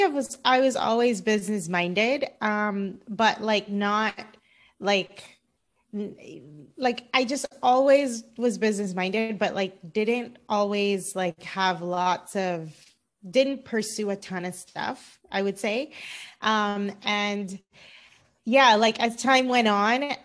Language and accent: English; Cayman Islands; also born or lived in Florida, United States; now in Los Angeles, United States; I'm originally from the Cayman Islands. I grew up in the Cayman Islands.